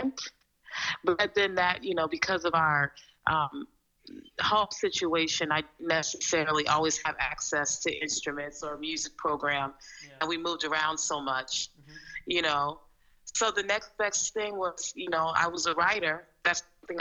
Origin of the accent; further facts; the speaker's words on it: Oakland, California, United States; also born or lived in Milwaukee, Wisconsin; I was born in Milwaukee, mm-hmm. Wisconsin, here in the U.S., and then when I was still a baby, my mother moved us to Oakland, California, and that's where I spent